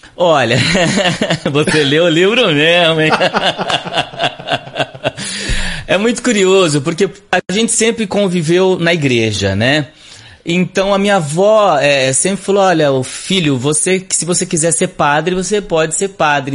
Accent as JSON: {"language": "Portuguese", "town": "Barrinha", "region": "São Paulo", "country": "Brazil", "tie": "born or raised there", "also_born_or_lived": "Sertãozinho", "said": "Eu nasci em Sertãozinho, mas fui criado em Barrinha, é, que é uma cidade do lado de Sertãozinho"}